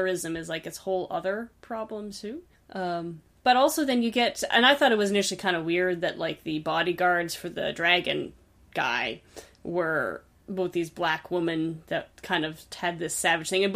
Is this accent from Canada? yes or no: yes; Canada; as a Canadian settler